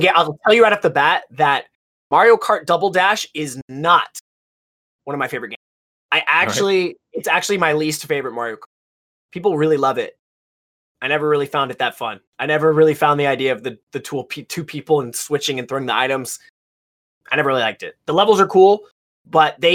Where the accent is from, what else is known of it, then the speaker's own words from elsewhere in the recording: United States; I'm American